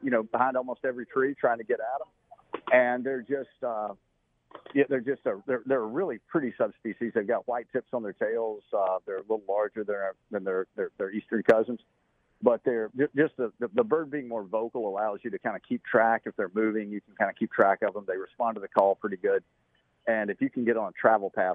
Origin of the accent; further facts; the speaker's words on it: Western North Carolina, North Georgia, United States; I grew up in the Mount Laurel, steep canyons and mountaintops of North Georgia, Western North Carolina